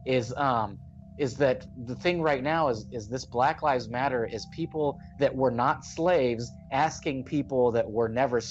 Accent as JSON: {"language": "English", "country": "United States", "tie": "born or raised there", "said": "I'm born in America"}